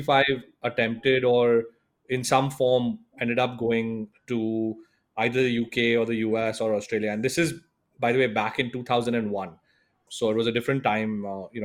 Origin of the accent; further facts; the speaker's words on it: Mumbai, Maharashtra, India; moved away as an adult; also born or lived in United States; born in India, born in Bombay, went to school here